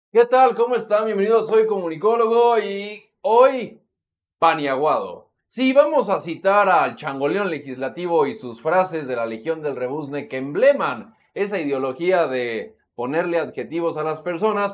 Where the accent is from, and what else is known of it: Mexico